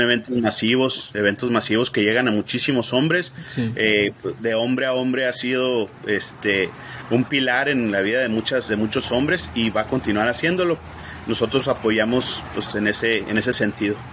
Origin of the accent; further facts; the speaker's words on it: Ciudad Juárez, Chihuahua, Mexico; moved away as an adult; now in El Paso, United States; yo me crié en Ciudad Juárez, eh, desde pequeño, pues mis padres ahí vivían en Ciudad Juárez y eh, yo nací aquí en El Paso, cuando me casé me vine para acá